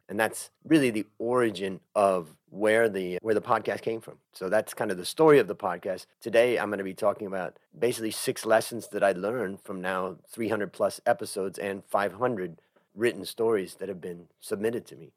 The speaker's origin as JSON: {"language": "English", "town": "Cleveland", "region": "Ohio", "country": "United States", "tie": "born or raised there", "also_born_or_lived": "California", "moved": "as an adult", "lives_now": "Thailand", "said": "I grew up in Cleveland, Ohio"}